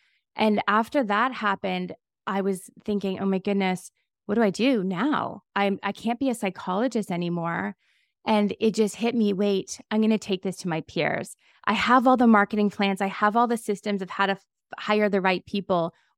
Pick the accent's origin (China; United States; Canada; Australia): Canada; I'm Canadian.